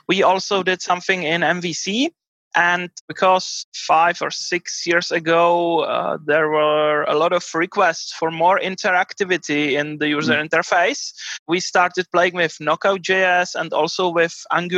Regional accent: Prague, Czechia; I'm from Prague in Czech Republic.

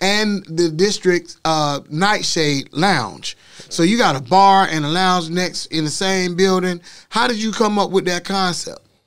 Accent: Orlando, Florida, United States; I'm from Orlando, too

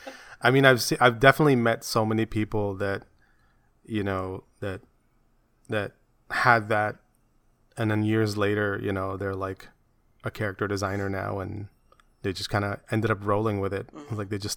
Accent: Philippines; my hair is not that long, and I'm Filipino.

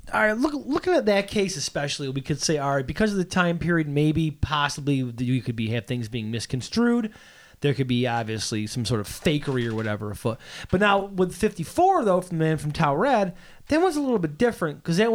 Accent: Auburn, New York, United States; I'm from Auburn, New York.

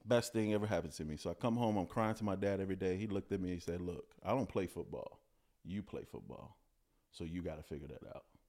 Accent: Chicago, Illinois, United States; growing up in Chicago, I was born in the Cabrini Greenhousing Projects

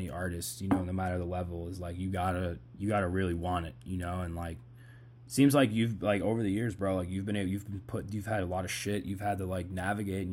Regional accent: Boston, Massachusetts, United States; I'm from Boston

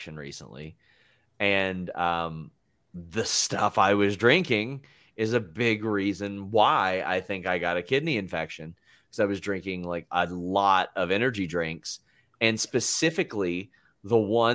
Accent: United States; also born or lived in Cincinnati, Ohio / Lexington, Kentucky; I'm not from Cincinnati, but I grew up around Cincinnati an awful lot. Like, that and Lexington are my cities.

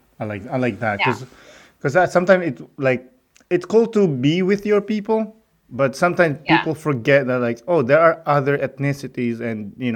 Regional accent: Philippines; now in Canada; I'm from the Philippines.

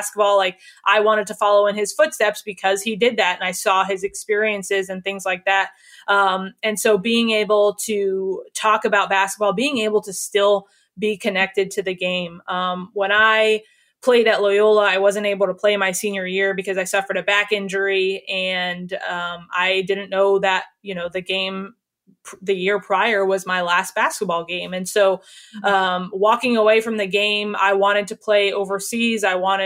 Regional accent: Dallas, Texas, United States; moved away; I'm from Dallas

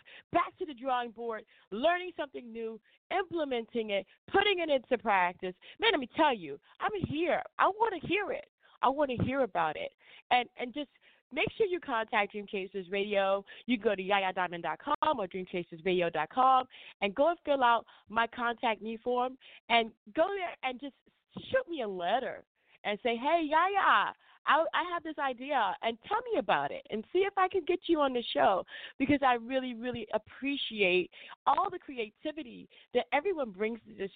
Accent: Chicago, Illinois, United States; I'm from Chicago.

